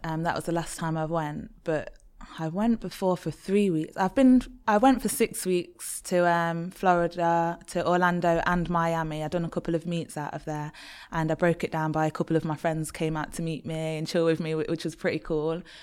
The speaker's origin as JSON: {"language": "English", "town": "Leicester", "region": "East Midlands", "country": "United Kingdom", "also_born_or_lived": "Birmingham", "moved": "as an adult", "said": "I'm from Leicester"}